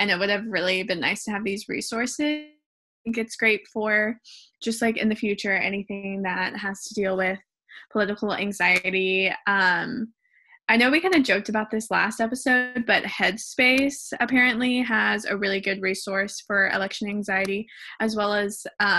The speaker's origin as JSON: {"language": "English", "region": "Alabama", "country": "United States", "accent": "Alabama", "said": "I'm going to stick to my Alabama accent."}